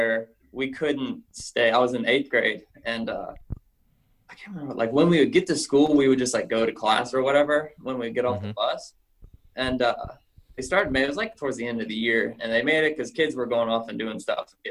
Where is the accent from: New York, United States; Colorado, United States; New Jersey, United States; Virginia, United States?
Virginia, United States; South Boston; I'm from South Boston, Virginia